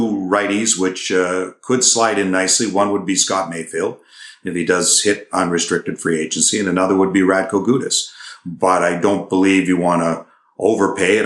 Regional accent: Toronto, Ontario, Canada; moved away; I'm from Toronto

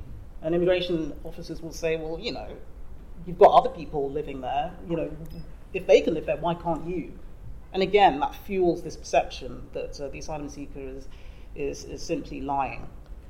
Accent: England, United Kingdom; also born or lived in Nigeria; And even I was born in Nigeria. I came over to England when I was a baby.

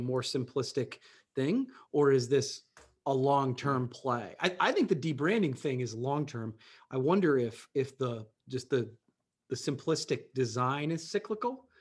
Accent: Coshocton, Ohio, United States; love, love my hometown

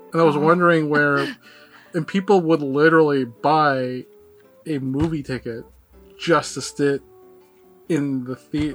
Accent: Philippines; moved away; I am Filipino, right?

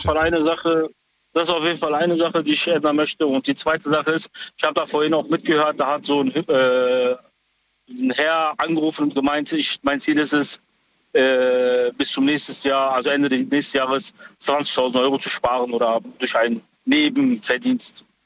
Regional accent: Frankfurt, Hesse, Germany; ich komme aus Frankfurt

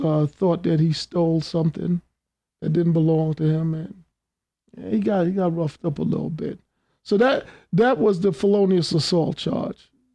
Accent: New York City, New York, United States; I grew up in Queens from the the '60s through the '80s

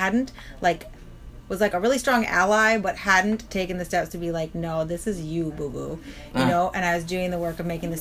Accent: New York City, New York, United States; I'm super New York. Yes, I'm very New York.

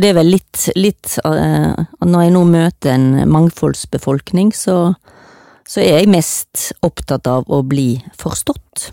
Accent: Stord, Vestland, Norway; now in Oslo, Norway; jeg kommer fra Stord

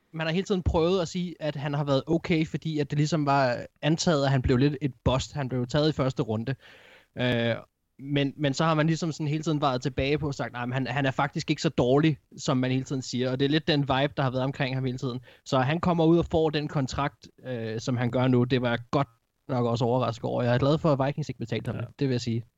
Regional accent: Gladsaxe, Capital Region of Denmark, Denmark; kommer fra den, den by, hvor jeg kommer fra, Gladsaxe

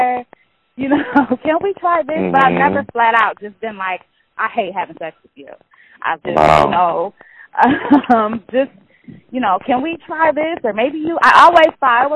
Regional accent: Detroit, Michigan, United States; we're from Detroit

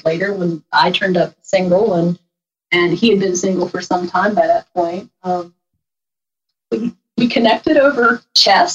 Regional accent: Harrisonburg, Virginia, United States; I grew up in Harrisonburg, Virginia, in the Shenandoah Valley. And we are still here in the valley.

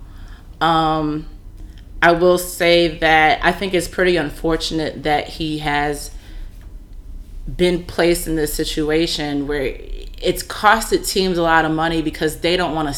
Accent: California, United States; I'm from California

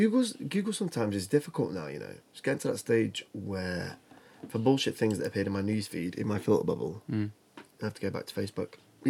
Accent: the north of England, United Kingdom; accent: northern

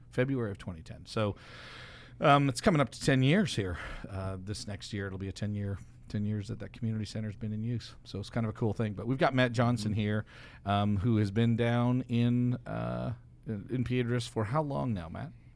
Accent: Canada; I'm Canadian

